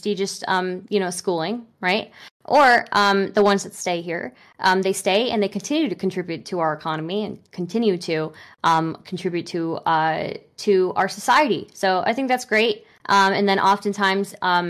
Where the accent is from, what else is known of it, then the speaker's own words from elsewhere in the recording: United States; first language English; I was born in America and raised in America